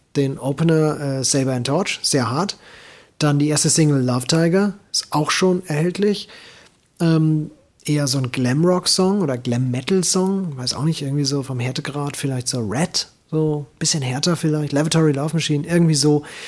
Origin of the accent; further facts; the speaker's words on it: Hesse, Germany; als Hesse